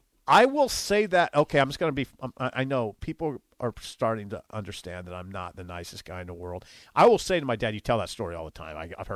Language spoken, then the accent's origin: English; Columbus, Nebraska, United States; born or raised there; moved away